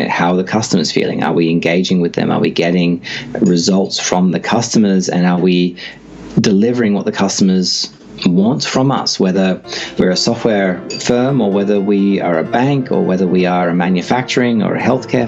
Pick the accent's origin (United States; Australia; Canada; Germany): Australia; Sydney, New South Wales; also born or lived in Singapore / Brisbane; now in Melbourne, Australia; I grew up in Sydney